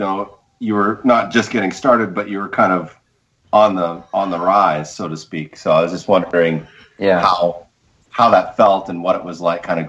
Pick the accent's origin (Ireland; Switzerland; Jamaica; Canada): Canada; Vancouver, British Columbia; moved away; I'm originally from Vancouver